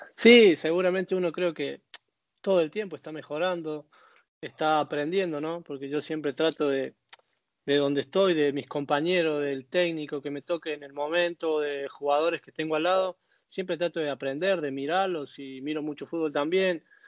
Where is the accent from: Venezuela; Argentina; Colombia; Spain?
Argentina; Córdoba; accent: cordobés; moved away as an adult; also born or lived in Belgium; now in Buenos Aires, Argentina; Soy de Barrio Empalme, que del arco, del arco de Córdoba, dentro de capital